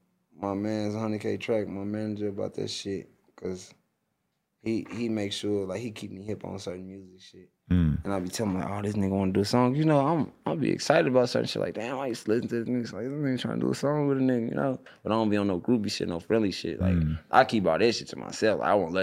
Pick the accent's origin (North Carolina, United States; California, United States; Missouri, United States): Missouri, United States; St. Louis; Fuck, I'm from St. Louis, all the way over the other side of the fucking country.